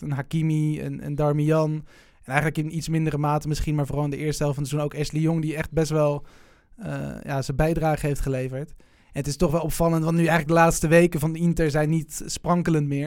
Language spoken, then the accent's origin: Dutch; Netherlands; ik voel me wel Nederlander